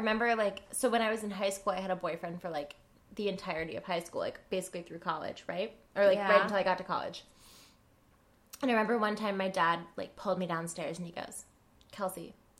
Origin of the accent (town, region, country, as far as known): North Carolina, United States; born or raised there; moved away as an adult; now in New York, United States